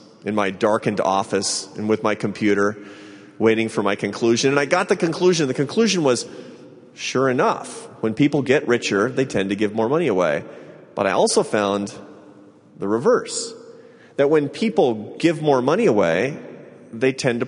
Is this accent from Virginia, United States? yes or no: no; Seattle, Washington, United States; now in Washington, D.C., United States; Seattle, Washington, my hometown